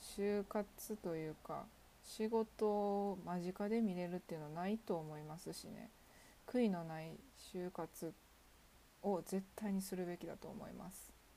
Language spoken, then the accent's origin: Japanese; Kansai, Japan; 地元の関西で行けるところ今の住んでいる実家から行けるところ